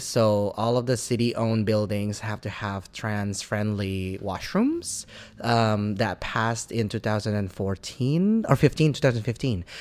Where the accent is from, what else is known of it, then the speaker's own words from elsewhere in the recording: Indonesia; moved away as an adult; now in Vancouver, Canada; I'm from Indonesia originally